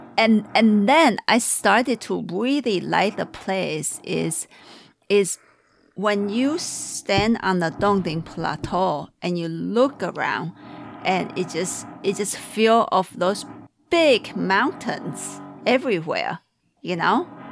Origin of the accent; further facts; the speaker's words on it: Taiwan; now in Seattle, United States; from Taiwan, but in Seattle.